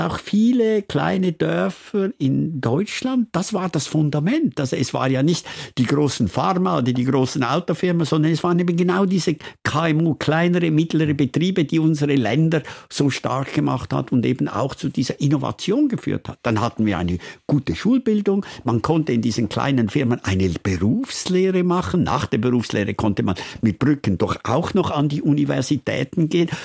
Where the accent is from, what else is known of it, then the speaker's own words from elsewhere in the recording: Switzerland; mein Dorfstein, wo ich aufgewachsen bin